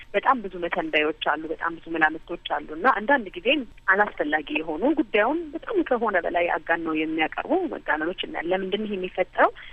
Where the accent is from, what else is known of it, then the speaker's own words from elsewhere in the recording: Ethiopia; እንደ ዜጋ እንደ ኢትዮጵያዊ